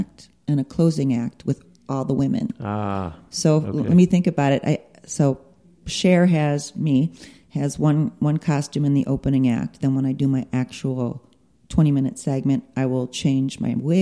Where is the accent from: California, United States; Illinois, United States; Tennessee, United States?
Illinois, United States; Chicago; now in Las Vegas, United States; I'm from Chicago